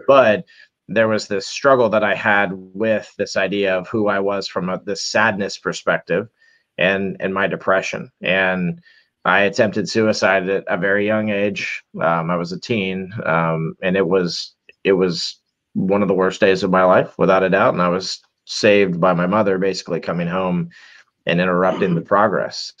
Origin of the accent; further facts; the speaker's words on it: Orlando, Florida, United States; I'm from Orlando, Florida